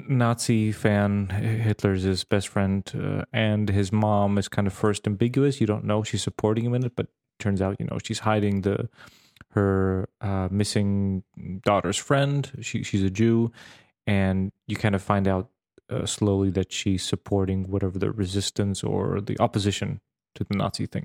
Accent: Serbia; because I grew up in Serbia and I visited Slovakia, the northern part of Serbia, which for a long time were Austrian, Hungarian places

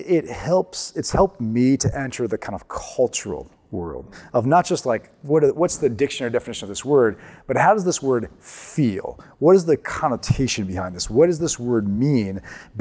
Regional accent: Ohio, United States; moved away as an adult; now in Atchison, United States; I came from the Buckeye State of Ohio

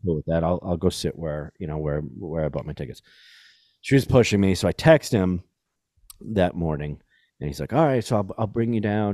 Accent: New York City, New York, United States; I grew up in New York City.

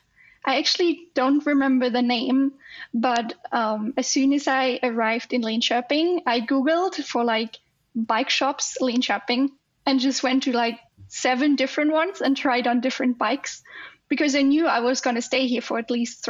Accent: Germany; now in Sweden; I'm from Germany

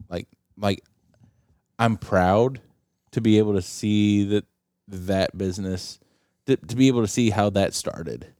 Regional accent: Appalachia, United States; I am from Appalachia.

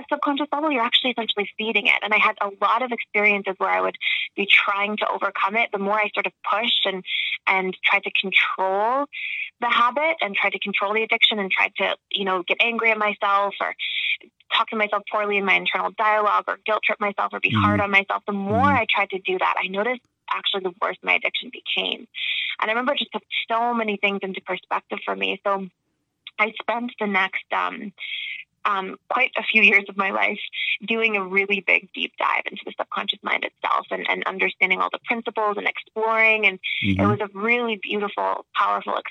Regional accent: Toronto, Ontario, Canada; moved away as an adult; also born or lived in Georgia, United States / Florida, United States; I was born in Toronto and raised, and then I went to school in Georgia and then Florida

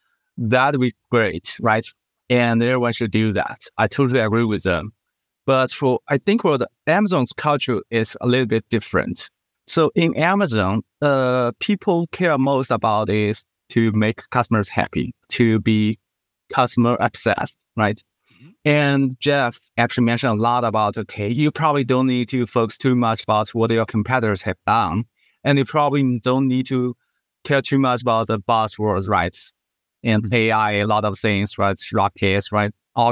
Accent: China; also born or lived in Singapore; I was originally from China, but I did my school in Singapore.

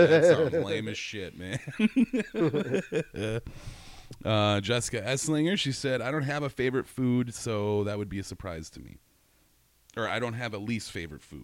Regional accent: Wisconsin, United States; I'm from Wisconsin.

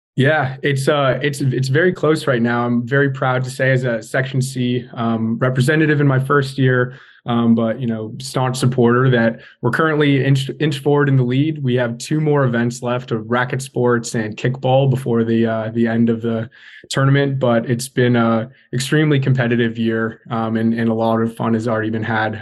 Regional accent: California, United States; moved away; I'm from California originally

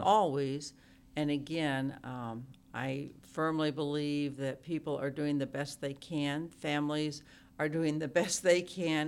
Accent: Oklahoma, United States; moved away as an adult; now in Ames, United States; I grew up in Oklahoma

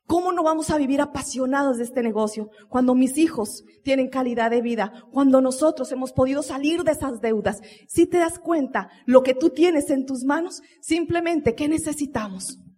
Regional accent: Colombia; porque nosotros como buen colombiano, ¿no? El único día para los hijos, ¿cuándo es? El domingo.

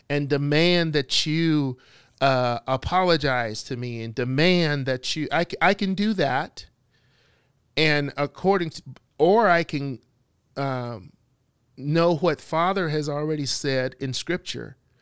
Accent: Bessemer, Alabama, United States; I was living in Alabama, I was a teenager. I was walking down the street downtown, uh, Bessemer, my hometown

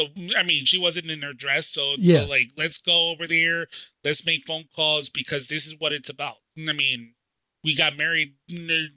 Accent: Hartford, Connecticut, United States; moved away as an adult; now in Florida, United States; I'm originally from Hartford, Connecticut

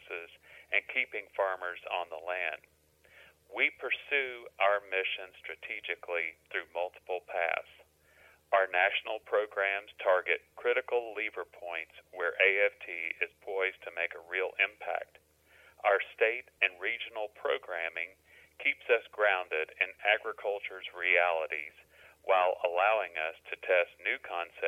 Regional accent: Central Kentucky, United States; I grew up in Central Kentucky.

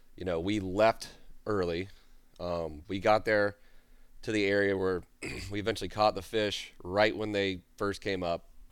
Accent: Jacksonville, Florida, United States; moved away as an adult; also born or lived in Tennessee / South Louisiana; I'm from Jacksonville, Florida

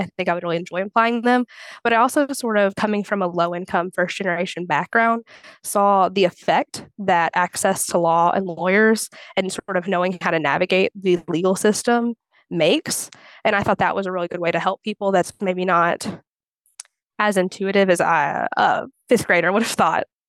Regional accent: Clarksville, Indiana, United States; also born or lived in Bloomington, Indiana; I'm from Clarksville, Indiana, and I went to undergrad in Bloomington

